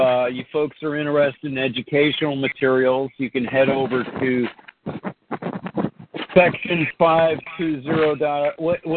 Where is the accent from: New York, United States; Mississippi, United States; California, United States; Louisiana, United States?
California, United States; Bay Area; I lived in grew up in the Bay Area. I moved to Southern California, then I moved back to the Bay Area